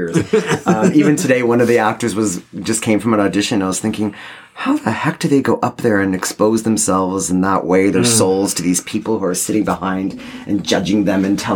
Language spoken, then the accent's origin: English; Toronto, Ontario, Canada; I grew up in Toronto